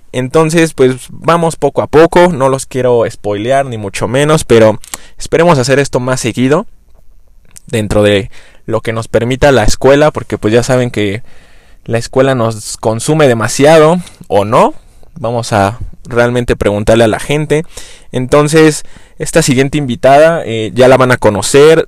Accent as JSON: {"language": "Spanish", "region": "Mexico City", "country": "Mexico", "said": "soy chilango"}